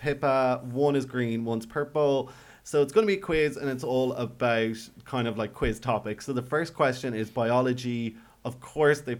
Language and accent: English; Ireland; We're Irish